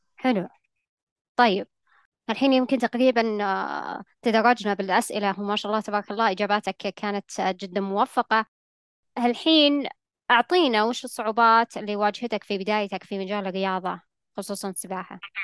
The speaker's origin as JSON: {"language": "Arabic", "country": "Saudi Arabia", "said": "عندنا في المملكة العربية السعودية"}